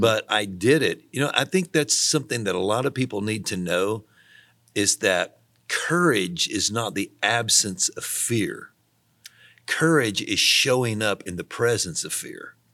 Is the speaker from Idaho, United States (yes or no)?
no; Tennessee, United States; moved away as an adult; also born or lived in Missouri; I was from Tennessee, and we had, we just were far away, you know, five hundred miles from anyone we knew